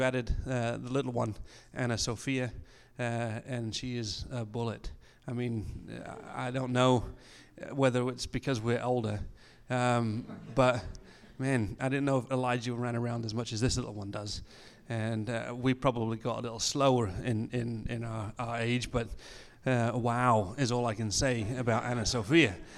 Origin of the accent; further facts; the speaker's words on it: England, United Kingdom; moved away as an adult; also born or lived in Colorado, United States / Austria / Germany; now in Peru; I was born in Colorado, so I have an American passport. I grew up in England.